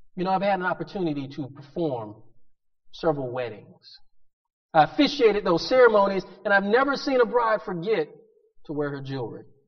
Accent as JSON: {"language": "English", "town": "Pensacola", "region": "Florida", "country": "United States", "tie": "born or raised there", "said": "growing up in Pensacola"}